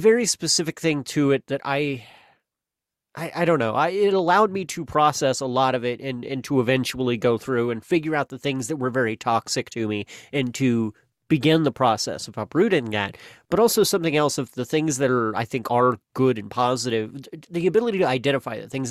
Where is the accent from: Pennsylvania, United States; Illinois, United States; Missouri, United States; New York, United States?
Missouri, United States; Missouri, my home state